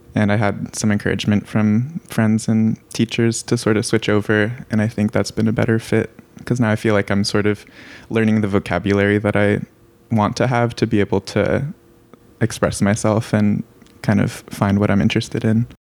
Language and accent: English; Santa Cruz, California, United States; I'm from Santa Cruz, California